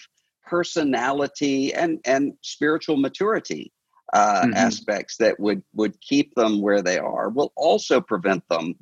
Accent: Mississippi Gulf Coast, United States; I'm from the Mississippi Gulf Coast

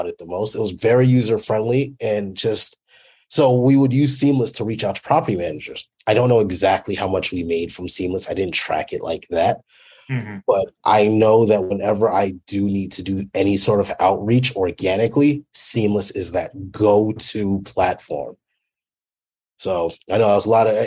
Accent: Fort Worth, Texas, United States; also born or lived in Dallas, Texas; I'm from Dallas, Texas, well, Fort Worth mainly

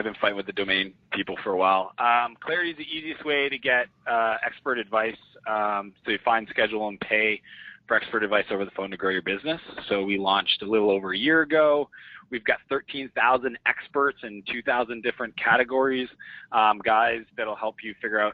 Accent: Moncton, New Brunswick, Canada; moved away as an adult; also born or lived in San Francisco; I grew up in Moncton, New Brunswick.

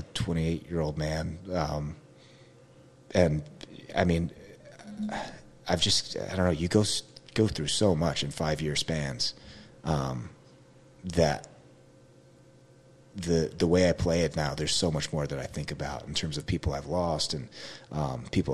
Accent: Brielle, New Jersey, United States; Brielle, I grew up in Brielle, Manasquan High School

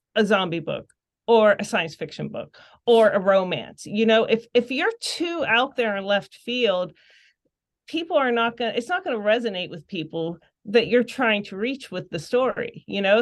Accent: Pittsburgh, Pennsylvania, United States; we grew up in the suburbs and, you know, obviously it was more suburban

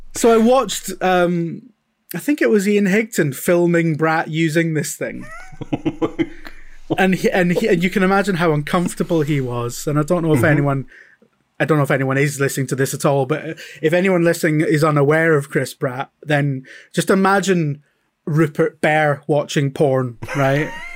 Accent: Scottish Central Belt, Scotland, United Kingdom; moved away as an adult; also born or lived in England; we grew up in the Scottish Central Belt

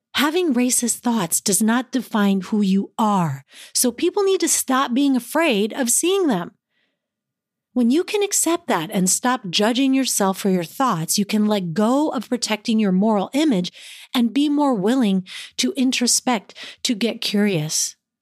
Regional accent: East Palo Alto, California, United States; I grew up in East Palo Alto, in a racially diverse community and within a tight-knit Filipino group.

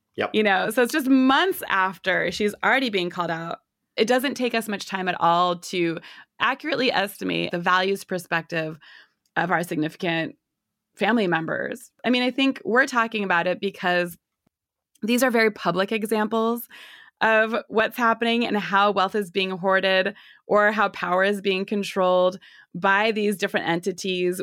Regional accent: Northwest US, Pacific Northwest, United States; I'm from the Northwest US. Amazon is headquartered here

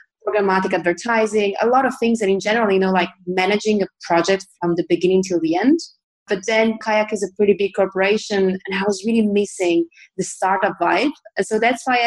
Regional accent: Italy; moved away as an adult; now in Berlin, Germany; I come from Italy

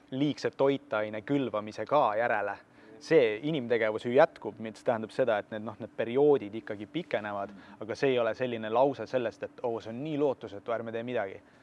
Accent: Tartu, Tartu County, Estonia; sündinud ja kasvanud mina tegelikult Tallinnas ei ole, ma olen sisemaalt täitsa Tartust

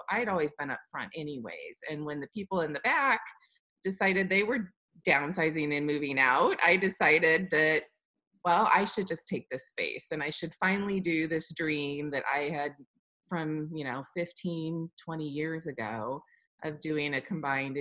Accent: Midwest, United States; also born or lived in Washington, D.C.; now in Kansas City, United States; I did go to college and was raised in the Midwest

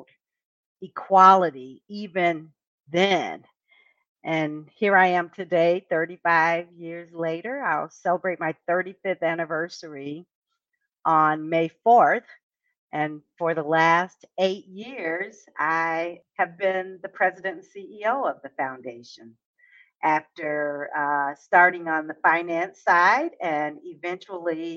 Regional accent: Detroit, Michigan, United States; also born or lived in Mississippi Delta; And they moved to Detroit, where I was born, number 9 of 10 children.

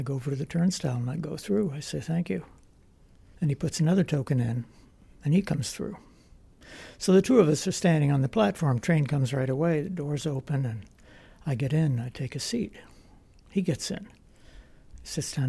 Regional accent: Vermont, United States; I'm from Vermont

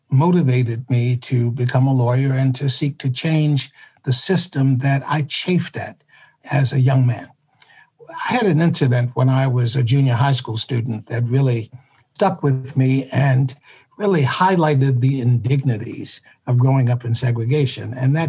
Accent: Washington, District of Columbia, United States; I was born in Washington, D.C., and I actually live in my old neighborhood, which is now gentrifying and becoming a very chic place to live, but for many years it was not.

